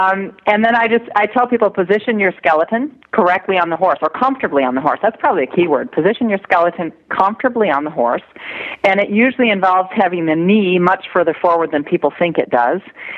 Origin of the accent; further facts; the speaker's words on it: Michigan, United States; In Michigan.